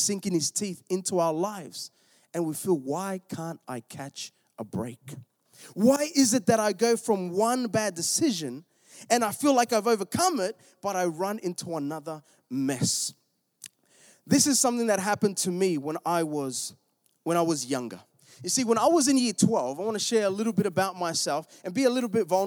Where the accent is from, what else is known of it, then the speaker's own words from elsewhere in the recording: Melbourne, Victoria, Australia; I'm from Melbourne. We were in the southeast